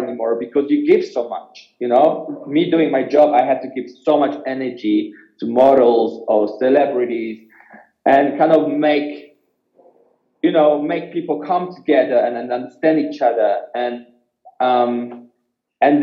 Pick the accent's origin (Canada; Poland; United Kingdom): Poland; moved away; I was born in Poland